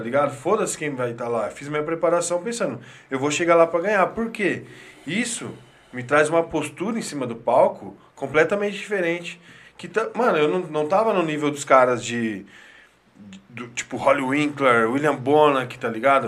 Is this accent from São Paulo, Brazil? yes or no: yes; Marília, São Paulo, Brazil; moved away; a gente veio lá de Marília